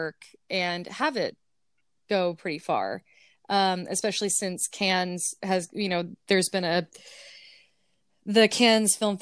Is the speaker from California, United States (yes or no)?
yes; California, United States; now in Brooklyn, United States; I'm from California originally